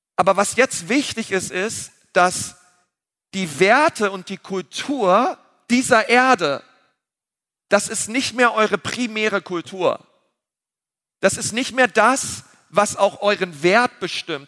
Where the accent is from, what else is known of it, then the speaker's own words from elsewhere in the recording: Berlin, Germany; wir sind Berliner.